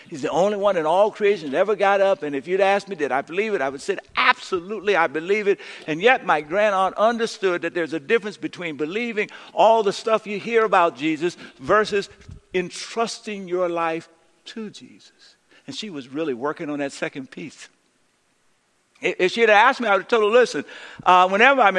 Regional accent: San Francisco, California, United States; I was born in San Francisco, the fourth of four children, the only boy

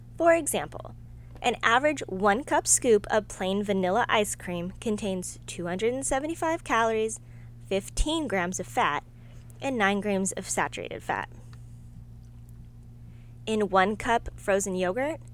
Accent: Austin, Texas, United States; also born or lived in Denver, Colorado; I was born in Denver, Colorado, but I was raised in Austin, Texas

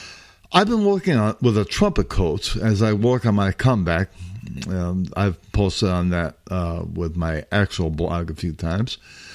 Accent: Chicago, Illinois, United States; accent: Midwestern Chicago; I apologize for my Midwestern Chicago accent

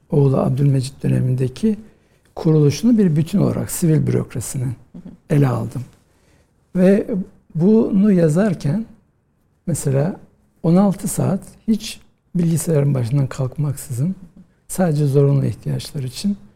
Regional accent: Rize, Rize Province, Turkey; ben e, Rize'de doğdum e, 1963 yılında ve e, ilkokulu, ortaokulu, liseyi Rize'de okudum.

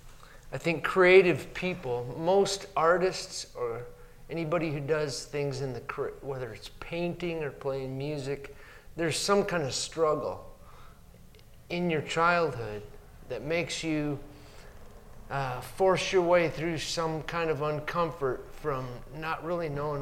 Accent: Montrose, South Dakota, United States; born or raised there

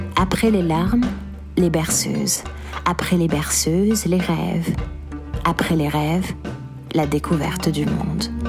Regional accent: Algiers, Algiers Province, Algeria; born or raised there

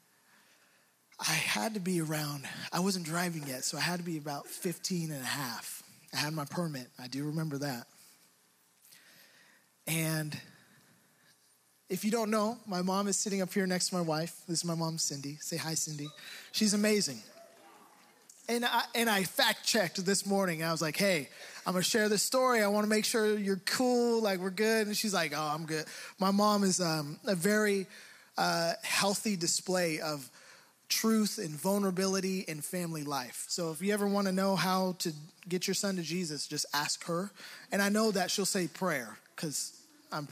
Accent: Hayward, California, United States; growing up in Hayward, I felt like I had to be a tough guy

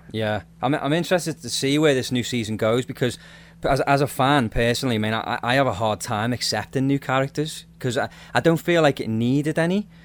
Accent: Liverpool, North West England, United Kingdom; now in Nova Scotia, Canada; I'm not from Nova Scotia, but I'm I live here now. Obviously, I'm I'm originally from Liverpool, uh, UK.

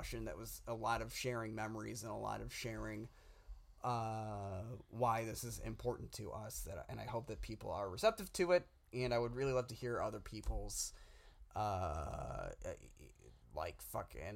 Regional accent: Downers Grove, Illinois, United States; now in Los Angeles, United States; my hometown theater in Downers Grove, Illinois, the Tivoli

